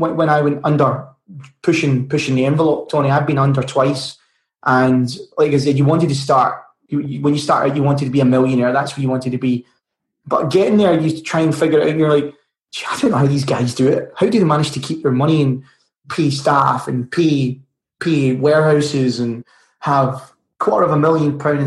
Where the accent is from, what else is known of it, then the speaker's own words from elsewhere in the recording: Glasgow, Scotland, United Kingdom; From Bonnie, Scotland in Glasgow